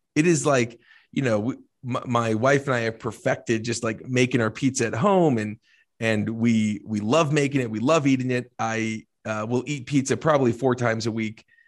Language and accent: English; New Jersey, United States; I'm from Jersey